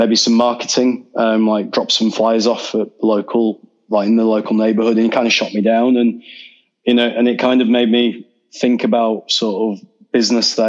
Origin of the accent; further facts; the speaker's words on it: Leeds, Yorkshire and the Humber, United Kingdom; my hometown, Leeds.